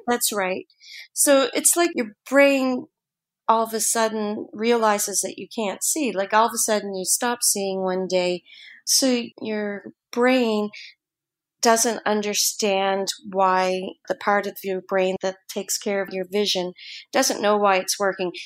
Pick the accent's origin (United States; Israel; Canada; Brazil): Canada; South Shore of Nova Scotia; I'm just a South Shore girl, so I'm from the South Shore of Nova Scotia